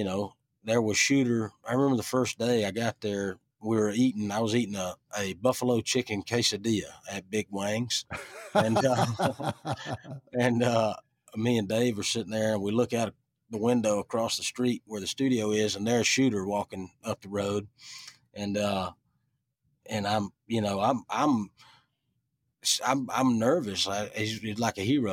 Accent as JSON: {"language": "English", "town": "Richland", "region": "Georgia", "country": "United States", "tie": "born or raised there", "also_born_or_lived": "Americus, Georgia / Ellaville, Georgia", "said": "I always say I was born in Americus. I was, I grew up in Ellaville, and I was raised in Richland, Georgia"}